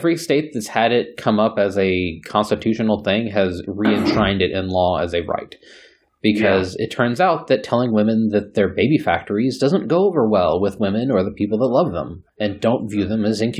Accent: Texas, United States; because I'm a Texan

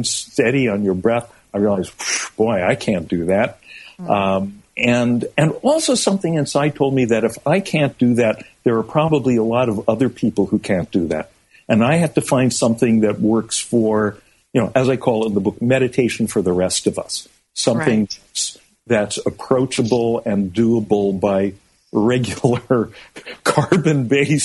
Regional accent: California, United States; I was growing up in California in the mid-60s

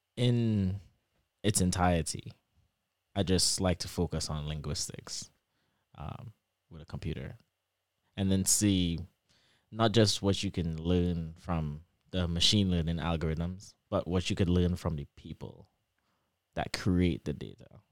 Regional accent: Trinidad & Tobago; accent: Trini; moved away as an adult; also born or lived in Michigan, United States; now in Lansing, United States; my Trini accent

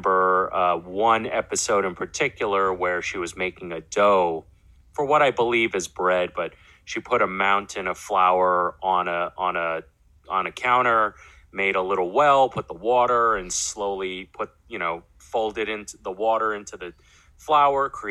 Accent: New York City, New York, United States; also born or lived in Brooklyn, New York; I'm born and raised in New York, Queens, to be more specific. I'm a Queens boy, but also grew up a lot in Brooklyn

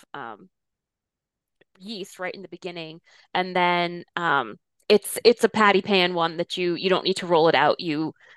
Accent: Rhode Island, United States; I grew up in Rhode Island

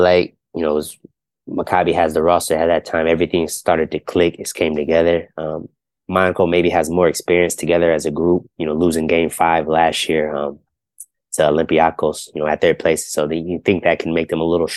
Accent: Ohio, United States; I'm from Ohio

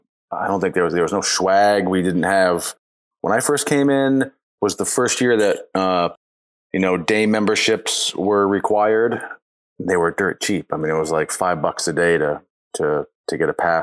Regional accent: southern Maine, United States; now in Vermont, United States; I grew up in Maine, you know, mountain biking power lines and, you know, scrubby trails around the part of the southern part of the state

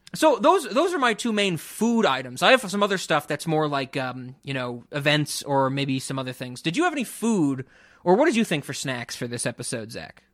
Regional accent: New York City, New York, United States; someone who grew up in the Bronx

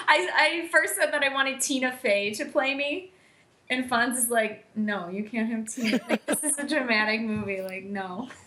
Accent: Orland Park, Illinois, United States; my hometown race. Orland Park

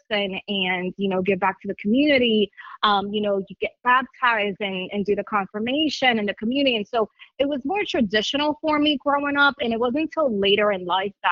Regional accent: Lawrence, Massachusetts, United States; I was born and raised in Lawrence, Massachusetts

